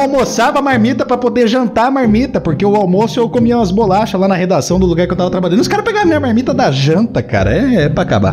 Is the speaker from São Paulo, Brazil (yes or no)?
yes; Jaú, São Paulo, Brazil; moved away as an adult; also born or lived in Bauru / Curitiba / Guarapuava / Botucatu; now in Ponta Grossa, Brazil; Sou nascido e criado em Jaú